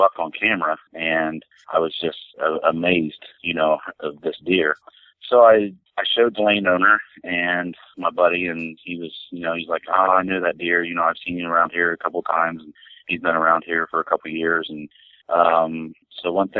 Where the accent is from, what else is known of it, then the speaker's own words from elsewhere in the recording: Logan, Ohio, United States; also born or lived in New Straitsville, Ohio; I'm from Logan, Ohio